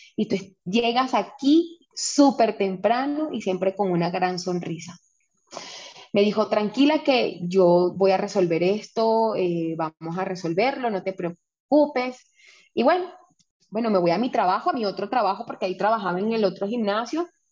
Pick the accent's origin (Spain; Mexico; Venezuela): Venezuela; moved away as an adult; also born or lived in Panama; now in Colombia